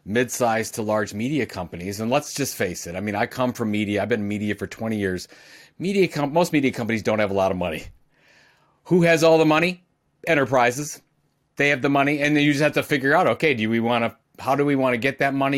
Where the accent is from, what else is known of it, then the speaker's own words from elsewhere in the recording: Cleveland, Ohio, United States; I'm from Cleveland, Ohio